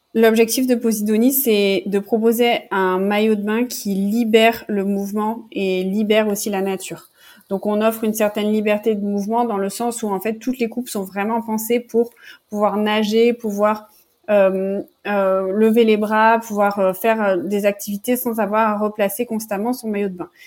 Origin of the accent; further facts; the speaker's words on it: Toulon, Provence-Alpes-Côte d'Azur, France; moved away as an adult; also born or lived in Montreal / Paris; j'ai grandi dans le sud de la France, à Toulon plus précisément